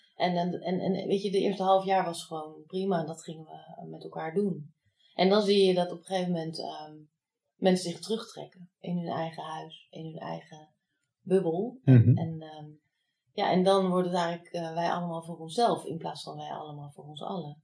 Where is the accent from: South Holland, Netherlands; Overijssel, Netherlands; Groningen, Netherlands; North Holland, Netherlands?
South Holland, Netherlands; The Hague; moved away as an adult; also born or lived in Enschede; ik kom uit Den Haag. En ik wou zo ver mogelijk weg van de Randstad